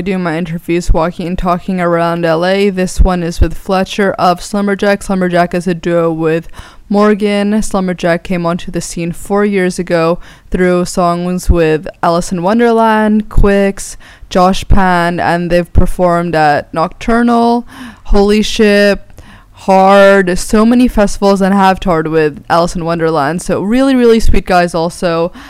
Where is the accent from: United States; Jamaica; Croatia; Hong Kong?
Hong Kong; I know from me and growing up in Hong Kong, I feel there was the expat community and there was the local community.